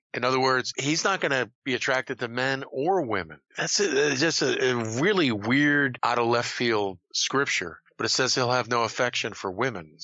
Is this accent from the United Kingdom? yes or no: yes; Scotland, United Kingdom; I'm Scottish